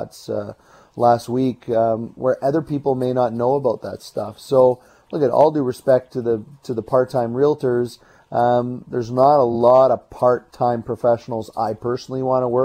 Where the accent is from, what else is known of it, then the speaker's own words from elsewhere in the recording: Burnaby, British Columbia, Canada; now in Port Moody, Canada; I grew up in Burnaby